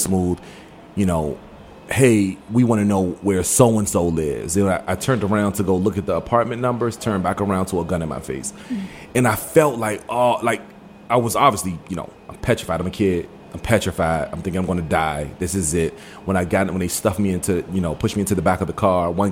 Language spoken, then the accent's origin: English; Washington, District of Columbia, United States; also born or lived in Maryland / Forestville, Maryland / Suitland, Maryland; Born and raised here in the D.C. area, born and raised, and I was born in Maryland and moved to Northeast, grew up in the Northeast area